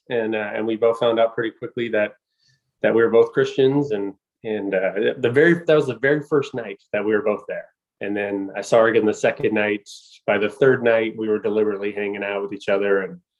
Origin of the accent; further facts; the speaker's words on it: Southern California, United States; moved away as an adult; also born or lived in Colorado Springs, Colorado; I grew up in Southern California